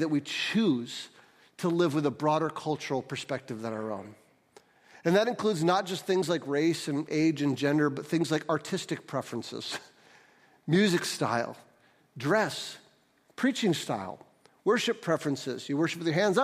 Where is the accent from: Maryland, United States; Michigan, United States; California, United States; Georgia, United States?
Michigan, United States; St. Johns; also born or lived in Detroit; we moved to St. John's when I was four. And so I grew up in a culture that was not very diverse at all